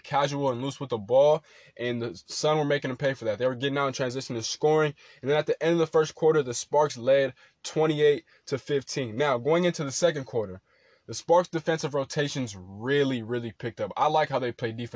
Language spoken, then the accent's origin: English; Rancho Cucamonga / Ontario, California, United States; her hometown is right next to my hometown, Rancho Cucamonga in Ontario. So, shout out to the 909